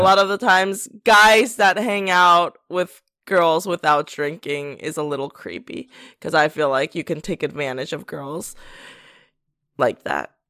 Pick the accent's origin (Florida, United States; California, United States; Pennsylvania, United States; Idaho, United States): Pennsylvania, United States; moved away; also born or lived in South Korea; I grew up in Pennsylvania